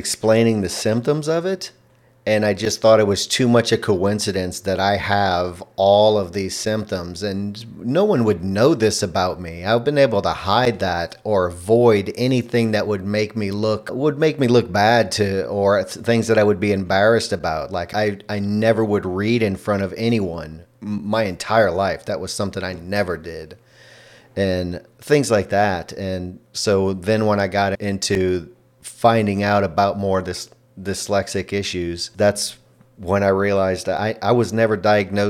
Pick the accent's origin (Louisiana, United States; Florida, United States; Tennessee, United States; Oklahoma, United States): Louisiana, United States; first language English; also born or lived in Texas; I was born in Louisiana in the United States